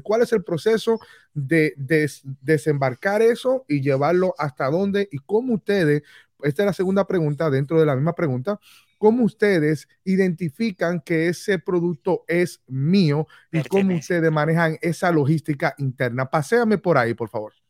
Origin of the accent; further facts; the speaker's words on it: Dominican Republic; now in Orlando, United States; quiero irme a vivir a mi país natal, a República Dominicana